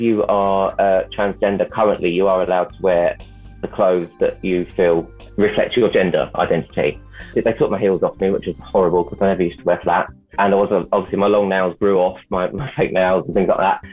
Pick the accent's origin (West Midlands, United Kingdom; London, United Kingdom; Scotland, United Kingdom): London, United Kingdom; I'm from London